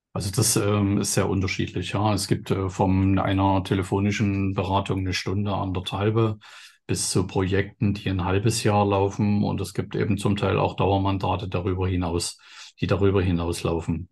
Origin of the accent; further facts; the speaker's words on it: East Germany, Germany; dass ich in dem Sinne aus dem Osten bin